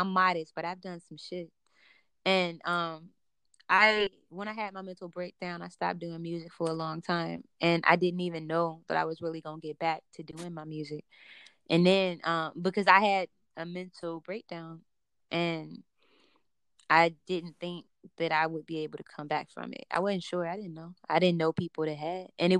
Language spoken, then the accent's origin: English; Chicago, Illinois, United States; I grew up between like the suburbs and extreme hoods in Chicago